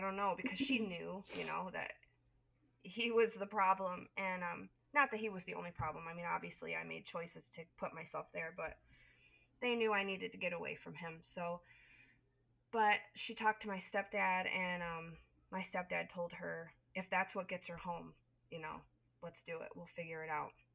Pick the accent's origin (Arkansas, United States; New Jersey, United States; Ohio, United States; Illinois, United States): Illinois, United States; Northern; I am from Northern Illinois, raised, born and raised um, in the Midwest